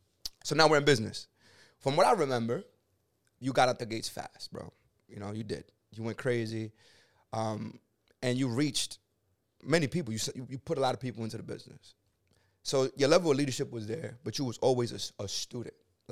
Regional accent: Connecticut, United States; Like, I'm from Connecticut.

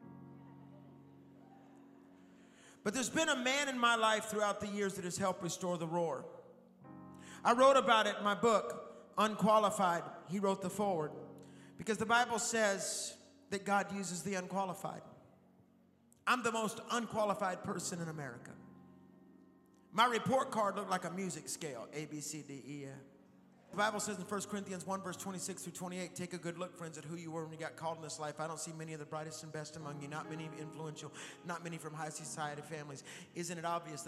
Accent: Texas, United States; I'm from Texas

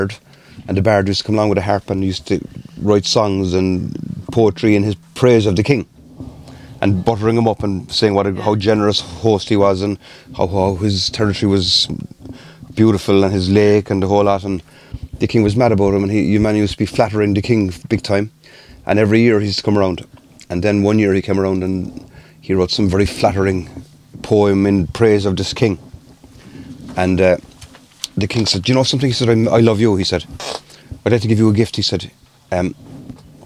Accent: Cork, Munster, Ireland; born and bred in Cork

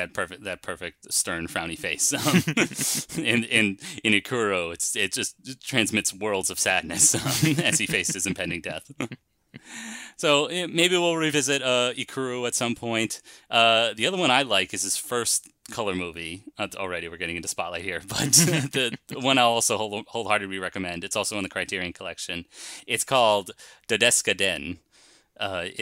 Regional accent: United States; We're American. We speak American

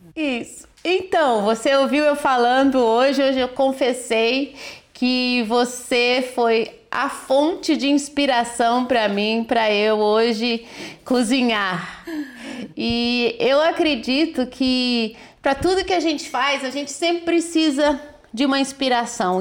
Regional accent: Minas Gerais, Brazil; eu sou mineira e eu sei falar de pão de queijo

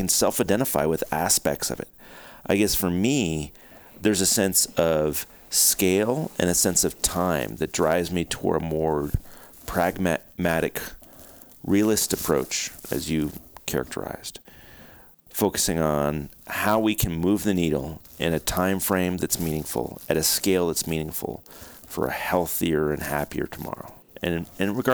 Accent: Oregon, United States; my home state of Oregon

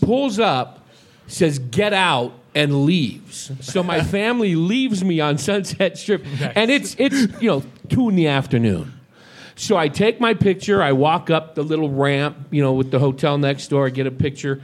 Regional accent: San Francisco Bay Area, California, United States; I grew up in the San Francisco Bay Area

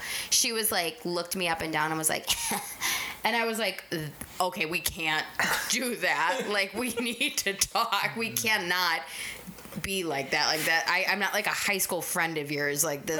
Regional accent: Waukesha, Wisconsin, United States; also born or lived in Milwaukee; Waukesha because it's my hometown. Yeah. I've lived there my whole life except for the 10 years I was in Milwaukee.

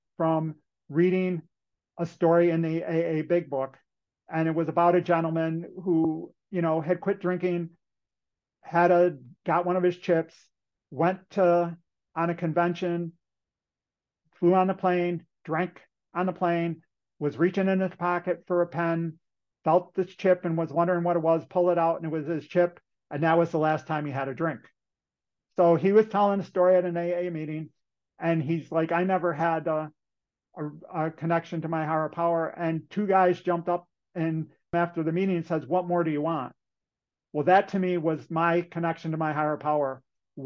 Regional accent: Western New York, United States; So when I was in high school, I'm from Western New York, and in New York State at that point in time

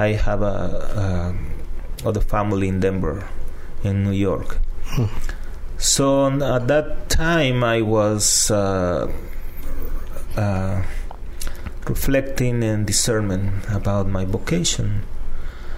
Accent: El Salvador; first language Spanish; English is a second language; moved away as an adult; also born or lived in Florida; now in San Antonio, United States; I'm originally from El Salvador. My first language is Spanish.

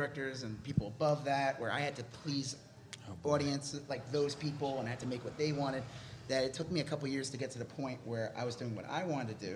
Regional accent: Long Island, New York, United States; moved away as an adult; also born or lived in California; now in Texas, United States; I'm from Long Island, New York, and then I moved to California for a job, and then I moved to Texas for a job

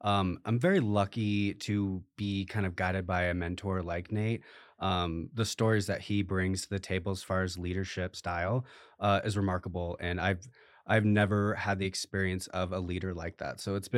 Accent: Iowa, United States; I came from the Midwest in the state of Iowa, started at the Food Bank of Iowa there for a few years

